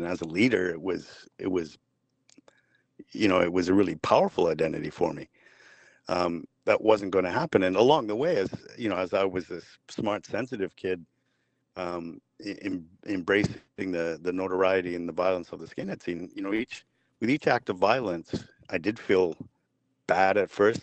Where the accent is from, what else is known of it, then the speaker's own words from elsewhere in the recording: Vancouver, British Columbia, Canada; I grew up in Vancouver